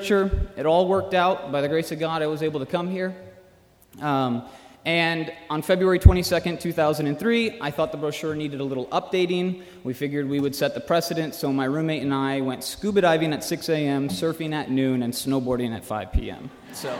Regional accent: Minneapolis, Minnesota, United States; moved away as an adult; also born or lived in Chicago, Illinois; I'm from the Midwest, originally in Chicago, and then went to high school in Minneapolis

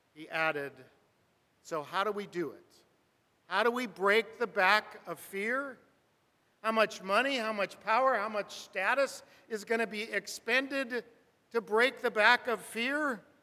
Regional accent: Burbank, California, United States; I grew up in Burbank, California, four houses up from the railroad track

